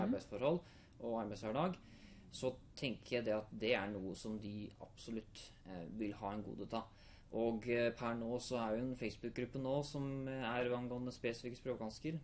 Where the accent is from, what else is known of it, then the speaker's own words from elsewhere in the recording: Hamar, Innlandet, Norway; Jeg er 26 år, jeg kommer fra Hamar